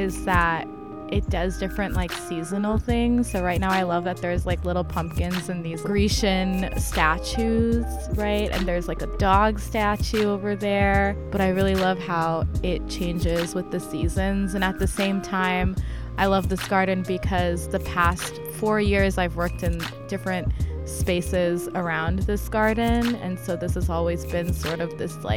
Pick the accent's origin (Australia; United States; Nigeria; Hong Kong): United States; New Jersey; now in New York, United States; I grew up in Jersey, New Jersey